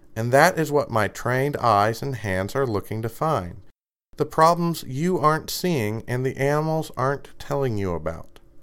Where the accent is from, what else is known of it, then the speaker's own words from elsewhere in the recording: Kentucky, United States; I'm from Kentucky